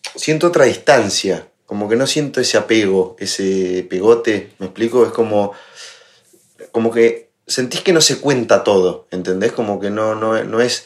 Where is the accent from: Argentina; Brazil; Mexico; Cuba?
Argentina; moved away as an adult; now in Madrid, Spain